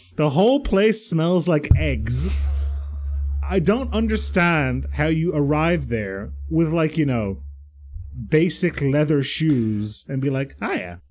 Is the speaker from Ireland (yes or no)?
yes; Ireland; But I grew up in Ireland